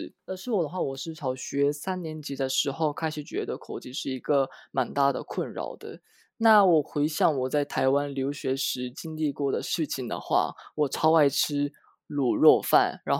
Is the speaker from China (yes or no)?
no; Osaka, Japan; Chinese is a second language; moved away as an adult; also born or lived in Taiwan; 每次我都会说我是从呃大阪过来的这样。